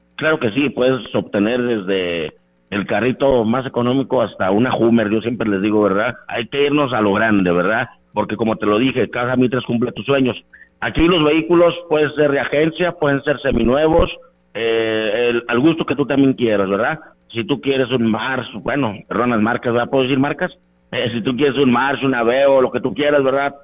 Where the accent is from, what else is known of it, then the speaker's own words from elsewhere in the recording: Ciudad Valles, San Luis Potosí, Mexico; now in Ciudad Victoria, Mexico; mi tierra que me vio nacer, ¿verdad? Porque yo soy oriundo de aquí de Ciudad Valles